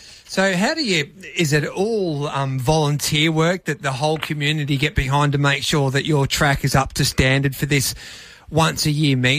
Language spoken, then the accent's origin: English; Birchip, Victoria, Australia; I'm from Birchip, Penny, so I'm only down the road.